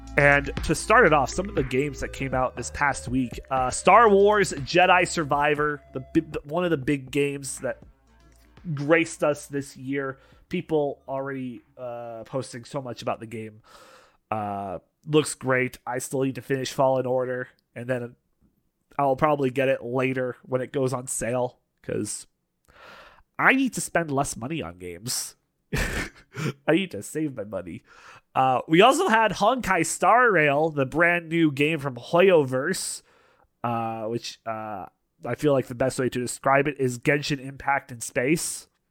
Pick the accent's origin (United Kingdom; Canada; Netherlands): Canada; we're both Canadian here.